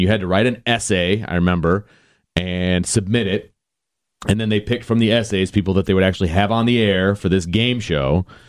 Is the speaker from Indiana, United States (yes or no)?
yes; Bristol, Indiana, United States; I'm local. I grew up in Bristol, Indiana